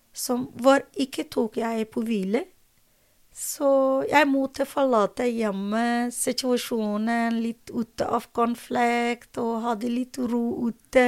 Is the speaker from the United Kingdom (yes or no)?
no; Afghanistan; Norwegian is a second language; moved away as an adult; also born or lived in Drammen, Norway; now in Norway; Jeg mistet mitt hjemland